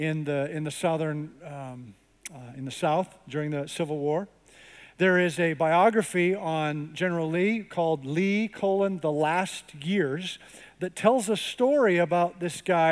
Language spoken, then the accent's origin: English; Canada; now in United States; I grew up in Canada